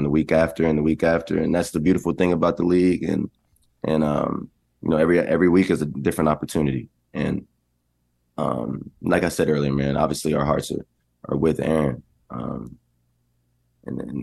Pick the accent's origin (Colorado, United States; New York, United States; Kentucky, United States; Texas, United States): Texas, United States; I'm from Texas